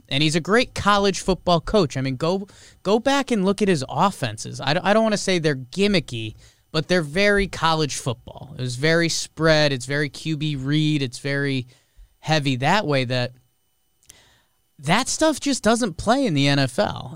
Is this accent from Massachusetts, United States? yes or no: no; Connecticut, United States; I grew up in Connecticut.